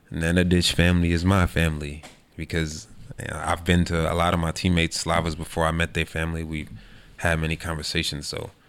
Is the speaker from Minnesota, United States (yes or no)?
no; Queens, New York, United States; I'm from Queens. The Mets is uh, they about 20 minutes from where I live.